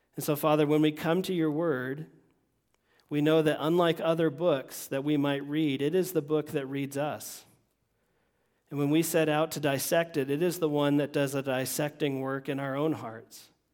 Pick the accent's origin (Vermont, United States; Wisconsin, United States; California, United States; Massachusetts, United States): Vermont, United States; moved away; also born or lived in Florida; me growing up in Vermont